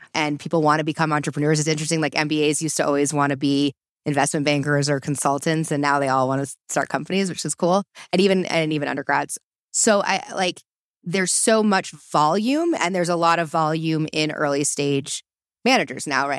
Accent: East Coast, United States; moved away as an adult; also born or lived in Boulder, Colorado; I'm originally from the East Coast

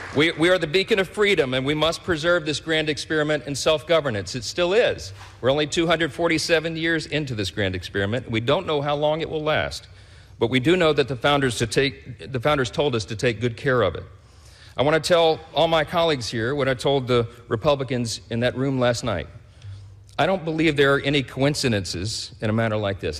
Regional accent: Shreveport, Louisiana, United States; in the fire department in my hometown of Shreveport, Louisiana, a little town in northwest Louisiana.

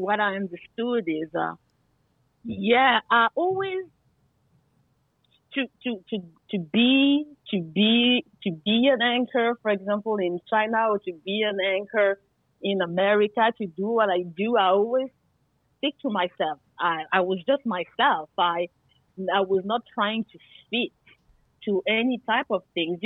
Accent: France; also born or lived in Guadeloupe; I'm from the Caribbean. I was very happy to say, where is my island, Guadeloupe? But I was born in France

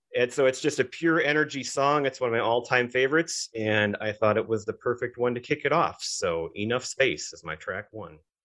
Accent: Minnesota, United States; We grew up in Minnesota

